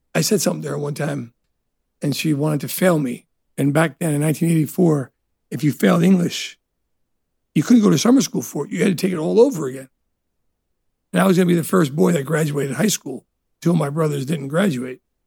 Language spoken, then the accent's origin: English; Elizabeth, New Jersey, United States; also born or lived in Italy; Growing up in Elizabeth, New Jersey, which it's not the best neighborhood